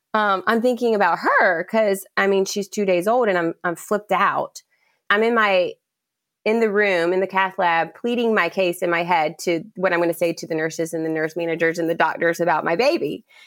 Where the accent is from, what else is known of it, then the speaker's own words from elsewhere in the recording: Charleston, South Carolina, United States; I'm born and raised in Charleston, South Carolina